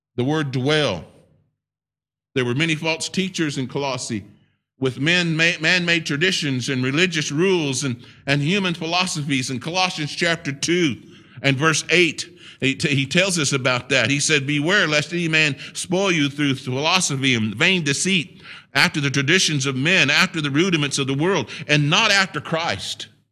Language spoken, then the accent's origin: English; United States; I'm a Native American. I'm a native.